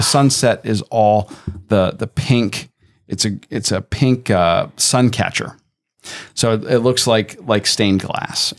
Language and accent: English; Tampa, Florida, United States; I grew up in Tampa